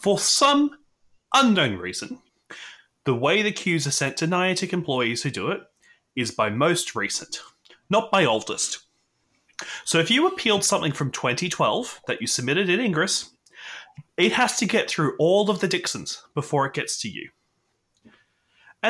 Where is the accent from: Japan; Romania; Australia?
Australia; as an Australian